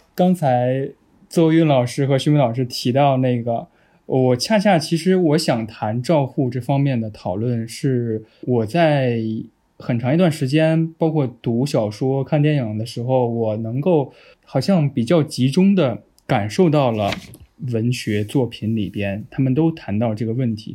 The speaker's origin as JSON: {"language": "Chinese", "region": "Henan", "country": "China", "tie": "born or raised there", "said": "我是中原，河南的"}